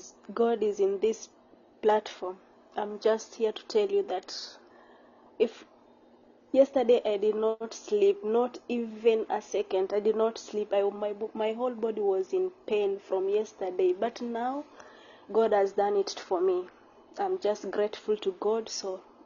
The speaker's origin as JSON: {"language": "English", "country": "Kenya", "lives_now": "Saudi Arabia", "said": "Yeah, I'm from Kenya."}